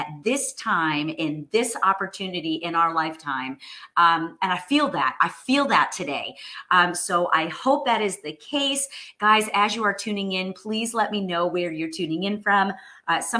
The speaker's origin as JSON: {"language": "English", "region": "New York", "country": "United States", "tie": "born or raised there", "moved": "as an adult", "lives_now": "Texas, United States", "said": "I'm a former New Yorker, friends, born and raised. All my roots are in New York."}